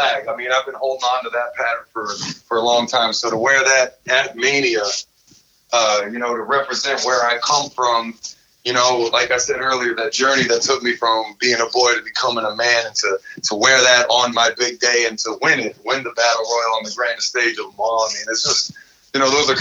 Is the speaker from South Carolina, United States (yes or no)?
no; Alexandria, Virginia, United States; I'm from the DMV. I'm from Alexandria, Virginia